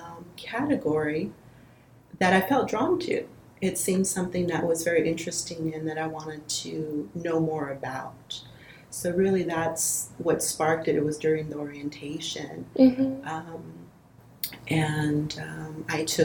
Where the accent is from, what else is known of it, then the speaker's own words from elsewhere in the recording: Los Angeles, California, United States; I'm from the Los Angeles area.